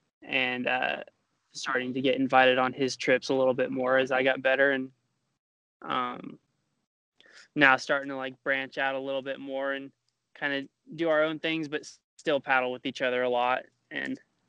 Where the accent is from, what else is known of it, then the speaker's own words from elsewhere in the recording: Meridian, Idaho, United States; I'm from Meridian, Idaho, 21 years old.